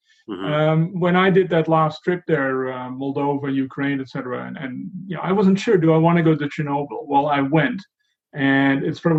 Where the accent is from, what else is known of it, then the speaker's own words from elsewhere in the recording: Netherlands; when I grew up in Holland